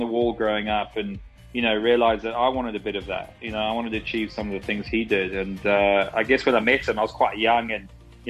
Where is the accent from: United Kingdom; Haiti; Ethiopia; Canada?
United Kingdom; You know, I'm pretty British when it comes to my background.